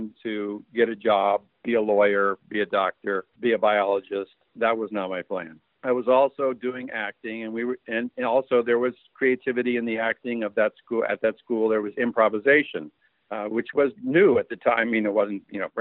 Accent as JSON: {"language": "English", "town": "San Francisco", "region": "California", "country": "United States", "tie": "born or raised there", "said": "I was born in San Francisco, and my parents were very young. We kind of all grew up together."}